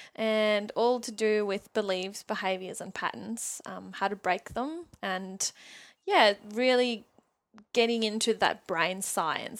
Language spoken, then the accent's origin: English; Germany; English is a second language; moved away as an adult; also born or lived in Sydney, Australia / New Zealand; now in Newcastle, Australia; I was born and raised in Germany. I lived there for eighteen years.